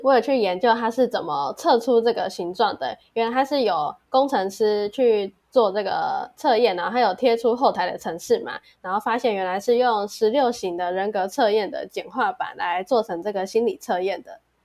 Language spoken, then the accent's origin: Chinese; Kaohsiung, Taiwan; moved away; 身为高雄人，虽然现在不在高雄